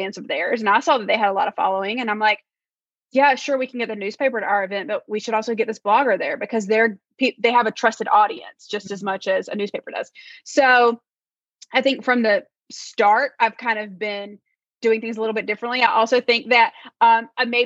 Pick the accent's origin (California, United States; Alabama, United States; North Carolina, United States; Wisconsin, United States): North Carolina, United States; moved away; I'm from North Carolina originally, from the South.